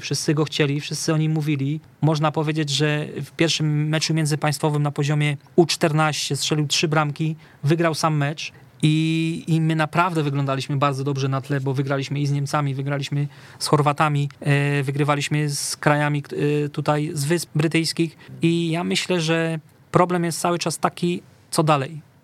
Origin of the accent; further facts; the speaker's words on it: Katowice, Silesian Voivodeship, Poland; u nas w Katowicach na Akademii Młodych